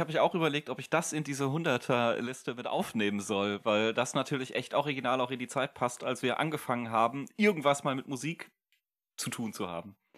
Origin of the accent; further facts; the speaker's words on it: Germany; wir als Deutsche